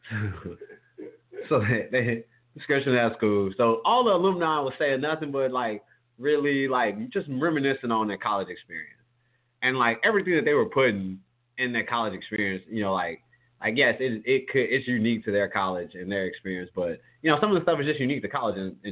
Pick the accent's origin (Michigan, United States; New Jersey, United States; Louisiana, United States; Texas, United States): Louisiana, United States; home town of Southern University; which is based in my hometown